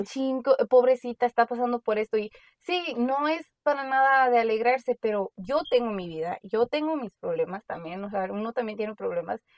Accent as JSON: {"language": "Spanish", "country": "Mexico", "tie": "born or raised there", "moved": "yes", "said": "como nosotros crecimos en México un tiempo, vimos diferentes problemas, vivimos diferente, vinimos para acá"}